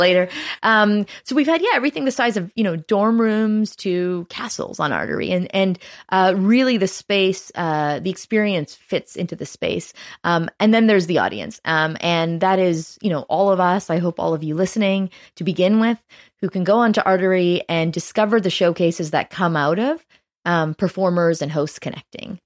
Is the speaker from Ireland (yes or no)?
no; Canada; as a Canadian